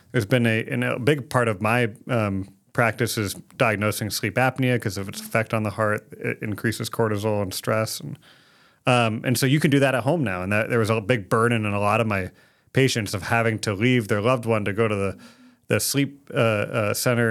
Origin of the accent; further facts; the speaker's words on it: Phoenix, Arizona, United States; moved away as an adult; also born or lived in West Virginia; born and raised in Phoenix, Arizona